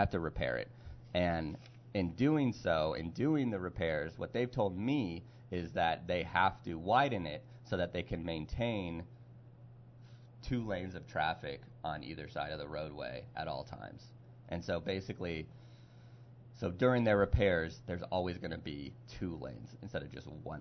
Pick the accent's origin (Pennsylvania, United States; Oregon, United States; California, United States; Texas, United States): California, United States; now in Pittsburgh, United States; I'm from California